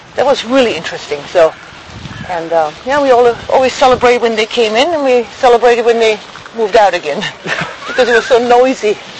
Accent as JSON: {"language": "English", "town": "Schweinfurt", "region": "Bavaria", "country": "Germany", "tie": "born or raised there", "said": "in my hometown actually, I mean, I grew up with American military as well, because we had two camps in my hometown, Schweinfurt"}